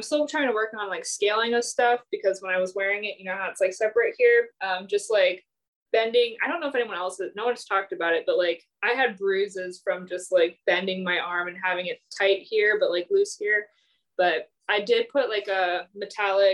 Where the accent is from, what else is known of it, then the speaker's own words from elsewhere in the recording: Minnesota, United States; moved away as an adult; also born or lived in Virginia; now in St. Louis, United States; I'm from Minnesota originally